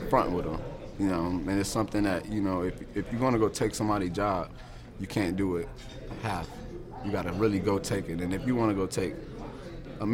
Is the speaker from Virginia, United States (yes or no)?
yes; Virginia, United States; I'm from Virginia, but we don't have a Canton, Ohio, you know.